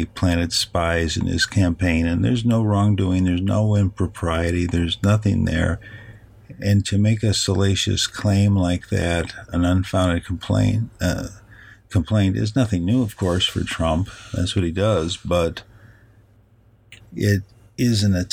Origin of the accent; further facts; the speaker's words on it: Chicago, Illinois, United States; I'm from Chicago